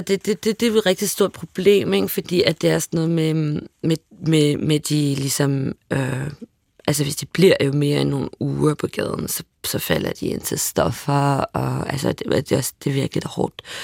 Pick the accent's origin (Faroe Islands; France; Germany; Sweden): France; Paris, Île-de-France; moved away; jeg voksede op i Boheme Teater, et øh, arbejde mangfoldigt kvarter